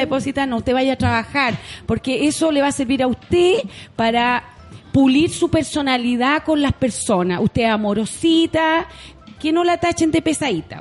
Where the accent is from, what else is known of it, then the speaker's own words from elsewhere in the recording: Punta Arenas, Magallanes and Chilean Antarctica, Chile; moved away; yo vengo de Punta Arenas